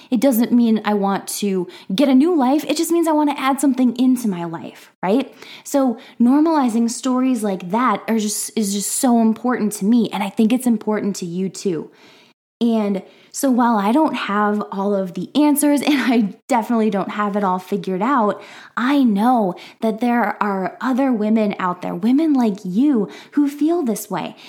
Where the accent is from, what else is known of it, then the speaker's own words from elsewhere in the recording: Minnesota, United States; now in Iowa, United States; I am from the Midwest, specifically from Minnesota, but currently I am hanging out in Iowa